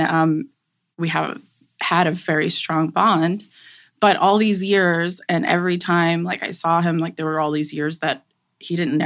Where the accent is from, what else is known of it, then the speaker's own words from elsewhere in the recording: New York City, New York, United States; growing up in New York, going to school there, we lived in an apartment.